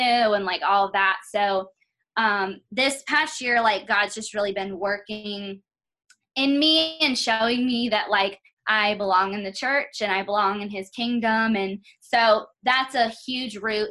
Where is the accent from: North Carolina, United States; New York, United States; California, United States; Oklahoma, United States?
North Carolina, United States; moved away as an adult; now in Las Vegas, United States; I'm originally from North Carolina, and so I grew up there